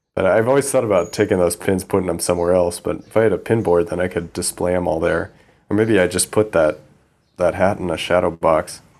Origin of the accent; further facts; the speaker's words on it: Midwest, United States; moved away as an adult; also born or lived in East Coast; now in Thailand; I grew up in the Midwest, and my dad is a, an airline pilot, commercial airline pilot